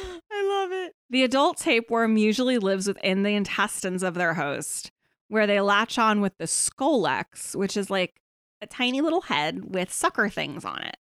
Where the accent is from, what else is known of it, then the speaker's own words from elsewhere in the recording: Kutztown, Pennsylvania, United States; now in Pittsburgh, United States; it's bad where I grew up in Kutztown